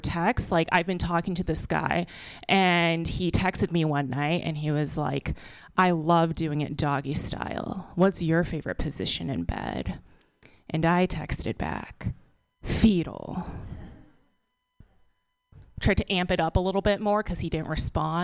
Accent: Texas, United States; now in San Francisco, United States; So I live in San Francisco now, but I'm from Texas.

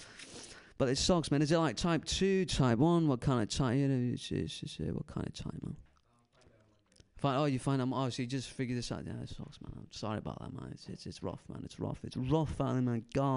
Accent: Alameda, California, United States; I'm from the Bay Area

